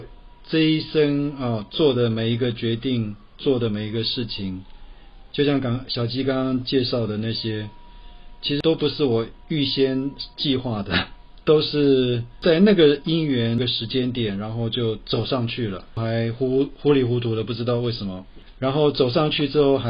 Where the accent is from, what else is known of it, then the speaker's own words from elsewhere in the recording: Taipei, Taiwan; 我台北人。